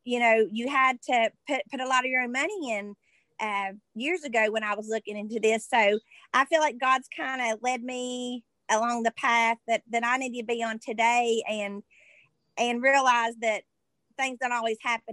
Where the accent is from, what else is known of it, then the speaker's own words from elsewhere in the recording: Madison, West Virginia, United States; also born or lived in Charleston, West Virginia / Alice Lloyd College, Kentucky; Well, I am from Madison in Boone County. And I was born in Charleston, West Virginia. And but I've lived in Boone County up until I was 18